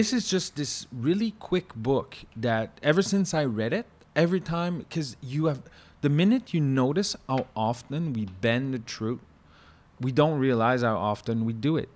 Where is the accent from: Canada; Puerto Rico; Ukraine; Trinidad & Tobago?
Canada; accent: French-Canadian; from my accent, he realized that I was French-Canadian.